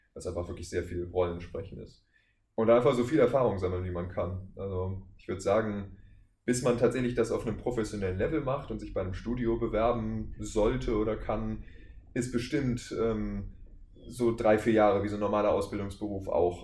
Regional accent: Wuppertal, North Rhine-Westphalia, Germany; aus Wuppertal

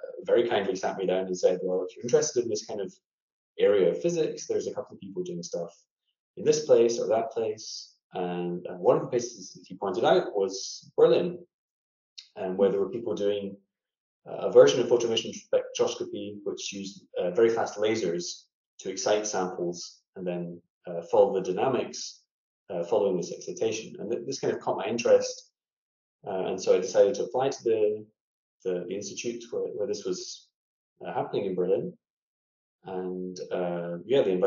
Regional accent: Edinburgh, Scotland, United Kingdom; moved away; also born or lived in St Andrews; I'm from Scotland originally, and I grew up in Edinburgh

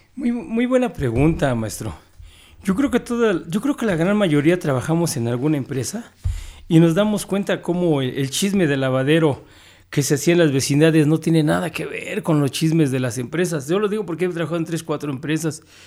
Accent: Mexico City, Mexico; soy triste capitalino este, disfrazado de chilango

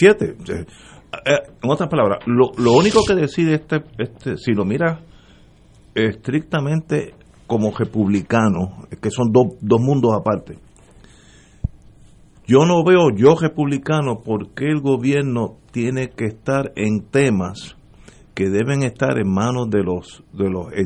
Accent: Puerto Rico; porque los puertorriqueños, nosotros somos latinos, somos esencialmente diferentes al anglosajón en, cultura, ¿no?

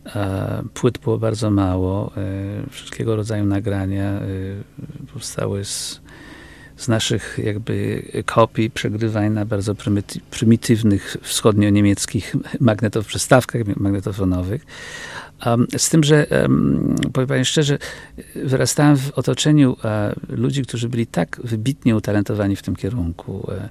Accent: Kraków, Lesser Poland, Poland; moved away as an adult; now in United States; wychowałem się w Krakowie

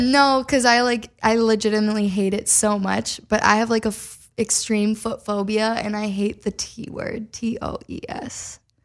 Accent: Minnesota, United States; moved away as an adult; now in Los Angeles, United States; I loved growing up in Midwest. I wouldn't change the town that I grew up in.

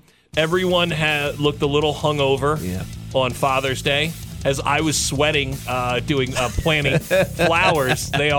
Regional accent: Gloucester Township, New Jersey, United States; This is up in my hometown.

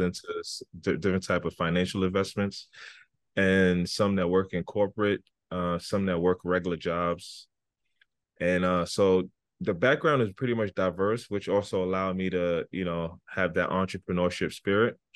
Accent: United States; also born or lived in Libya; now in New York, United States; I came to the United States in nineteen ninety when I was f, about five years old. And I started from first grade up until now

